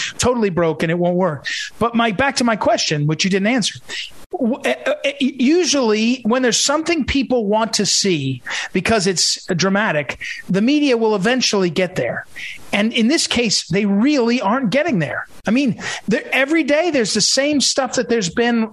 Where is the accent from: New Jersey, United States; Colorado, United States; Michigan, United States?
New Jersey, United States; But I'm from New Jersey